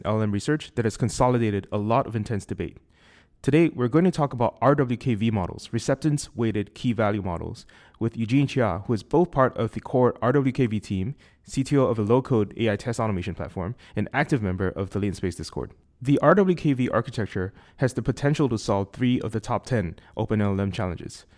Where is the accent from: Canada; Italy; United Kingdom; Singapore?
Singapore; accent: Singaporean; my Singaporean accent